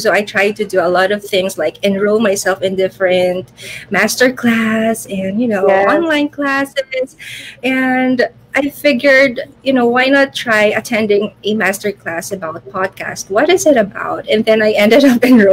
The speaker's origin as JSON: {"language": "English", "country": "Philippines", "said": "I am from the Philippines. So I am currently here in Manila"}